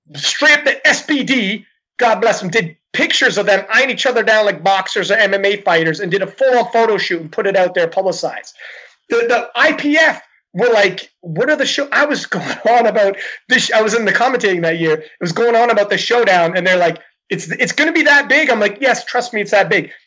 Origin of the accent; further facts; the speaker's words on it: Canada; I'm Canadian